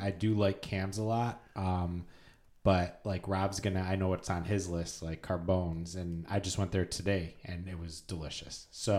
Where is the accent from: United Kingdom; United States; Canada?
United States; Rochester, New York; Since I'm the one from Rochester